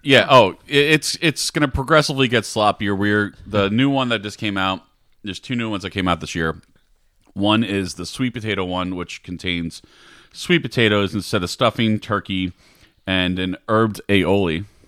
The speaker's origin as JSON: {"language": "English", "region": "New York", "country": "United States", "said": "on a hero role, which I call it 'cause I'm from New York"}